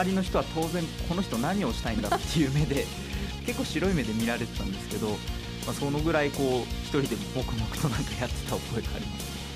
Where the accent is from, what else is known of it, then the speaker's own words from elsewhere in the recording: Utsunomiya, Tochigi, Japan; 宇都宮で、えー、生まれ育って、えー、今も在住なんです